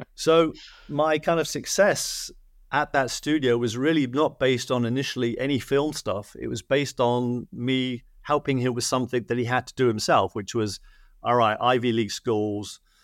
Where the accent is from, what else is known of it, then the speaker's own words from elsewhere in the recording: United Kingdom; now in Los Angeles, United States; I'm British in Hollywood